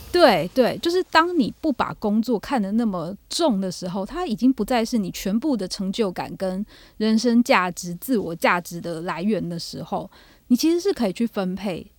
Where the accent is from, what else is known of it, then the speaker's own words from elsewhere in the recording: Taiwan; 我们台湾人的信仰没有那么密切